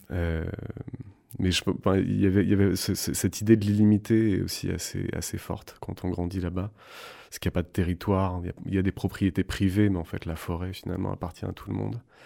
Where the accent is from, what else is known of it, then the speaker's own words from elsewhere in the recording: Creuse, Nouvelle-Aquitaine, France; J'ai grandi en Creuse, un tout petit village où il y avait 10 euh, habitants, au milieu de la forêt